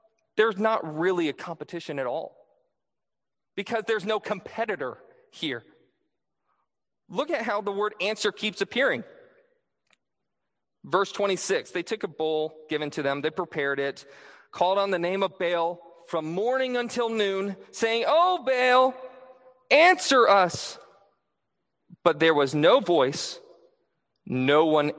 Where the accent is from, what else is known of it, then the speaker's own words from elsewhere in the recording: Michigan, United States; I'm originally from, well, I was born in Michigan